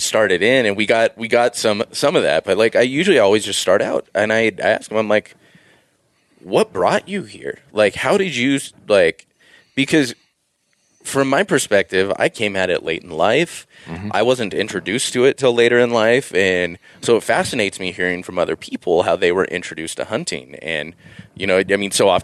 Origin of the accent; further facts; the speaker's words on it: Southern California, United States; I grew up in Southern California, effectively 10 minutes from the beach